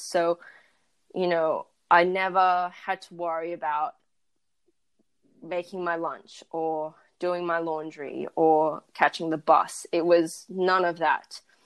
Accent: Perth, Western Australia, Australia; I was born and raised in Perth, and I went to a predominantly white school, and I grew up in a predominantly white neighborhood

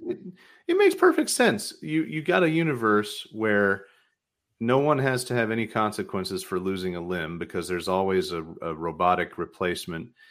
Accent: outside of Nashville, Tennessee, United States; now in Michigan, United States; I grew up outside of Nashville

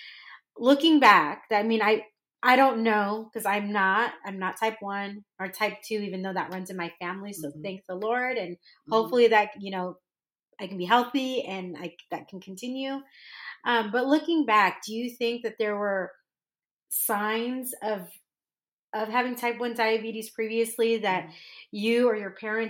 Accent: North County, California, United States; moved away as an adult; also born or lived in Dallas, Texas; I grew up in North County

